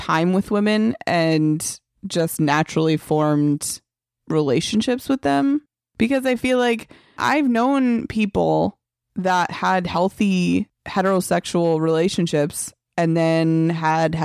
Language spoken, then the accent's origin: English; New Jersey, United States; I grew up around gay couples. I'm from New Jersey